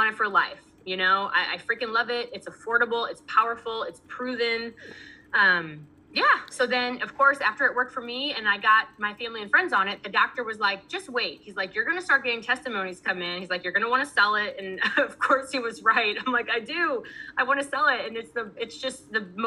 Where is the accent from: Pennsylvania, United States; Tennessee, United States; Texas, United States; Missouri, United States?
Missouri, United States; I'm from Missouri